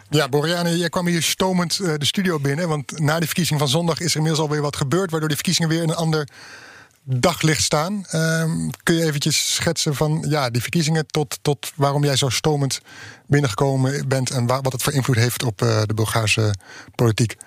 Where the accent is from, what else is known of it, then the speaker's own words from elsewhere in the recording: Netherlands; ik daar als Nederlander